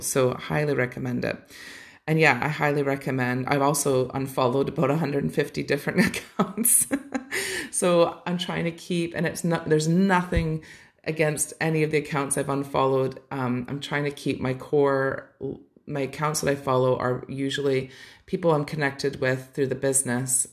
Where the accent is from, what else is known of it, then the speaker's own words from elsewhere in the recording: Canada; growing up in Canada